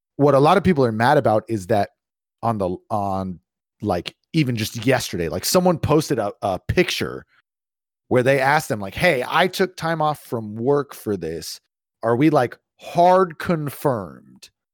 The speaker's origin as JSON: {"language": "English", "area": "East Bay", "region": "California", "country": "United States", "tie": "born or raised there", "moved": "yes", "said": "when I lived in California, I was the the city I grew up in was traffic permitting 30 to 45 minutes to San Francisco"}